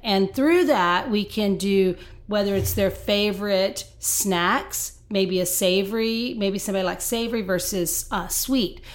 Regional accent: Texas, United States; moved away as an adult; now in Nashville, United States; I am a Texan, and so we are transplanted here about five years ago.

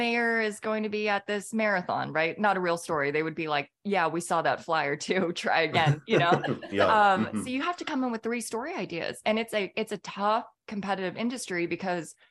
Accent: California, United States; moved away as an adult; also born or lived in Minneapolis, Minnesota; now in Atlanta, United States; I grew up in California

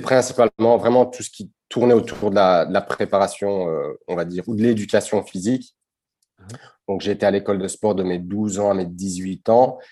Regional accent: Brussels, Brussels-Capital Region, Belgium; born or raised there; first language Dutch; French is a second language

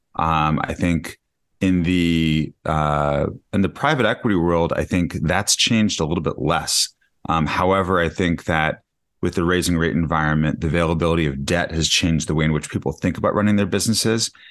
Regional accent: Denver, Colorado, United States; moved away as an adult; also born or lived in Michigan; now in New York City, United States; I grew up in Denver, Colorado.

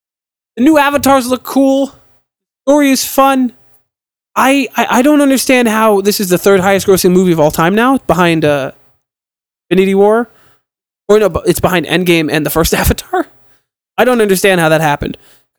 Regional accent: Brooklyn, New York, United States; Because I'm from Brooklyn.

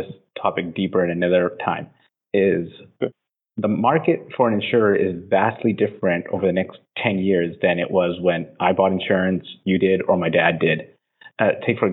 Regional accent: Vancouver, British Columbia, Canada; moved away; I'm from Vancouver

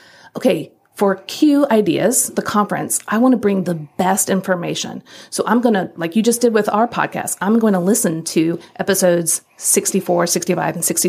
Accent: Midwest, United States; moved away; also born or lived in the North; I grew up in the Midwest and lived in the North for some time

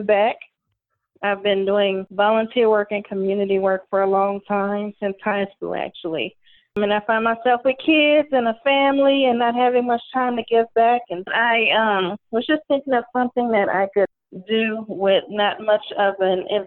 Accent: Louisiana, United States; I am from Louisiana

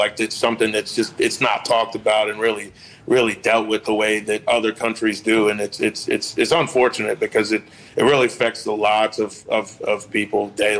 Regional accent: West Virginia, United States; now in North Carolina, United States; I'm originally from West Virginia, so I'm from, you know, from a state where they actually usually get snow every year.

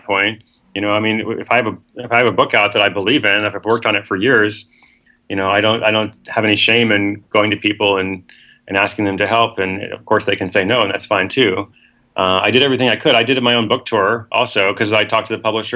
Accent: Portland, Oregon, United States; also born or lived in West Africa / Seattle; I am from Portland, Oregon. That's my hometown. I'm here at least half the time

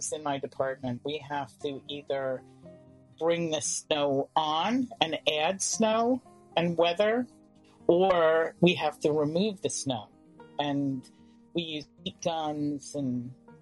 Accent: New York City, New York, United States; growing up in Manhattan

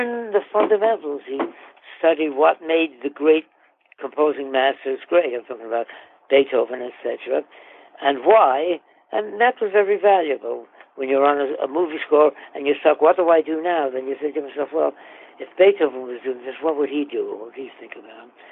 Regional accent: New York City, New York, United States; moved away as an adult; also born or lived in Queens, New York; living in New York City for my first 20 years growing up

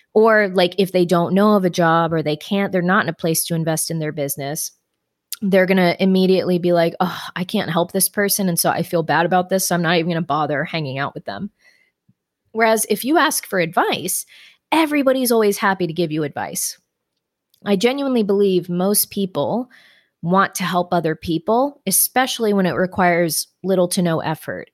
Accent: Florida, United States; Growing up in Florida

